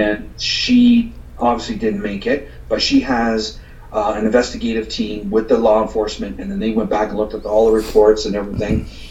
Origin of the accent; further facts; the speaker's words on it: hometown bordering Michigan, Ontario, Canada; my hometown, which borders Michigan